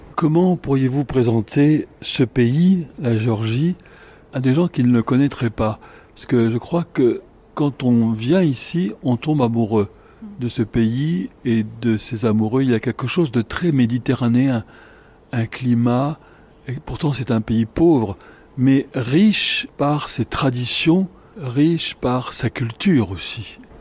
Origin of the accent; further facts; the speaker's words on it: France; en tant que Français, un peu chez moi